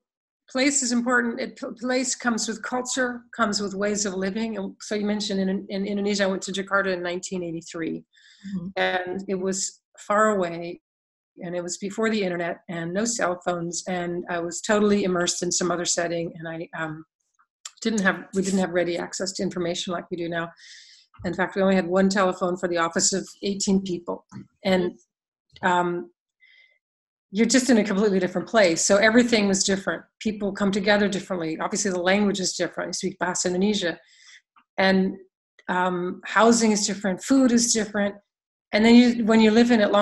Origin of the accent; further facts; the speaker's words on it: United States; moved away as an adult; most of us growing up in the U.S.